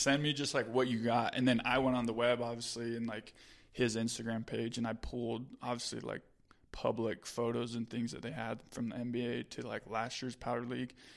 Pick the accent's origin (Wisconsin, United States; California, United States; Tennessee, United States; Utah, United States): Utah, United States; I'm from Utah